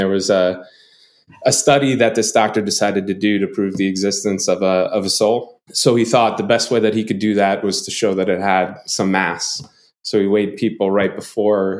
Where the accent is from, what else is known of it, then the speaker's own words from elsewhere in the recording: North Babylon, New York, United States; I grew up in a town called North Babylon. It's in Long Island